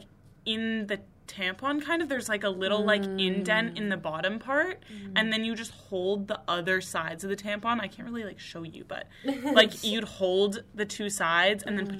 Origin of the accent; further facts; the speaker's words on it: Maine, United States; I'm from Maine